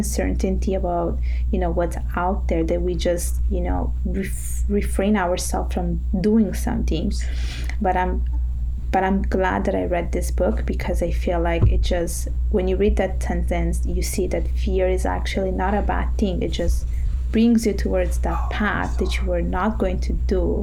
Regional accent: Italy; now in Montreal, Canada; I was born and raised in Italy

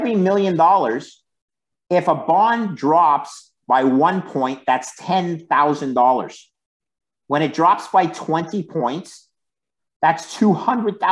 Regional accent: Canada; we're Canadian

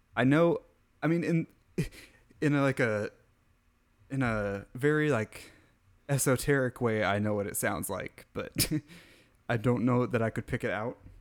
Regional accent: Midwest, United States; I'm from the Midwest

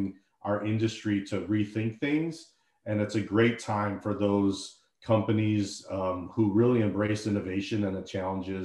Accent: Deerfield, Illinois, United States; also born or lived in Syracuse, New York / London; I grew up in Deerfield, Illinois, suburb of Chicago. I actually still live here

